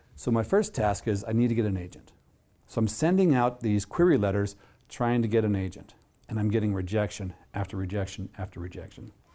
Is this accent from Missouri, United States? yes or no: yes; Jefferson City, Missouri, United States; now in Minnesota, United States; my hometown of Jefferson City, Missouri